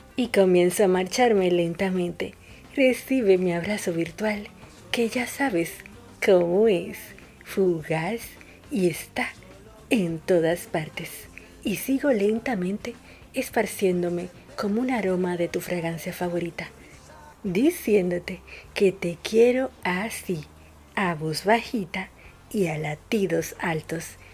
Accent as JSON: {"language": "Spanish", "country": "Dominican Republic", "moved": "yes", "lives_now": "Buenos Aires, Argentina", "said": "una dominicana"}